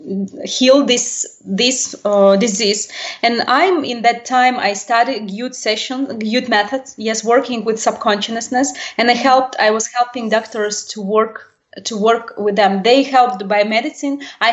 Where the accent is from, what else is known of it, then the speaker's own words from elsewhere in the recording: Russia; Yes, I was born in Russian, and I was educated by usual normal parents.